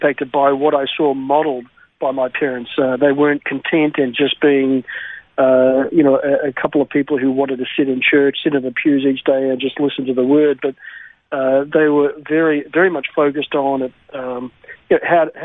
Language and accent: English; Melbourne, Victoria, Australia; I was born and raised in Melbourne, spent the first 40 years of my life there